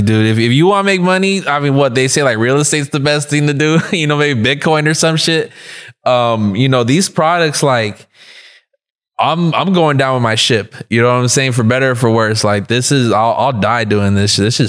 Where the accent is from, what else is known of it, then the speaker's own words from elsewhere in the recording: South Gate, California, United States; I'm from Southgate, California. That's like Southeast LA. First generation. My parents grew up over there in Mexico.